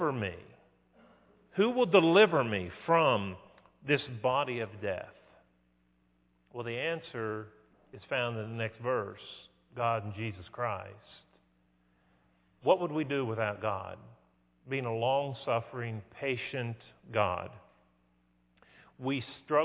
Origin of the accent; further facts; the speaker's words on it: West Virginia, United States; I grew up in West Virginia